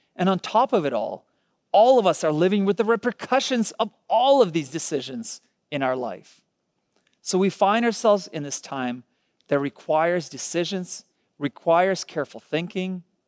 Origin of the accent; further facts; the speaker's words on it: Ukraine; moved away; I was born in Ukraine